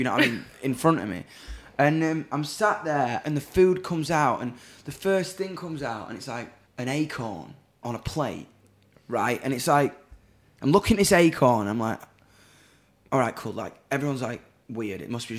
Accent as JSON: {"language": "English", "town": "Doncaster", "region": "Yorkshire and the Humber", "country": "United Kingdom", "said": "If you're into that shit, but I'm from Donny, man."}